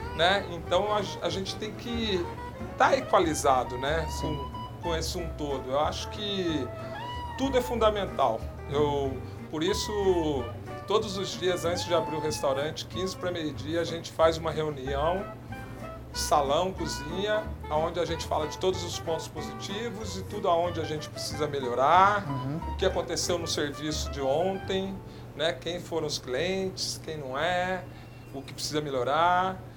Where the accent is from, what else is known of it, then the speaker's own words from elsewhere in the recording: São José do Rio Pardo, São Paulo, Brazil; moved away; essa vivência que eu tenho de São José do Rio Pardo, uhum. na cidade onde eu nasci